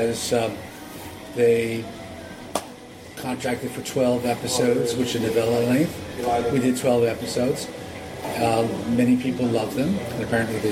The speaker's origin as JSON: {"language": "English", "country": "United States", "said": "I'm the American."}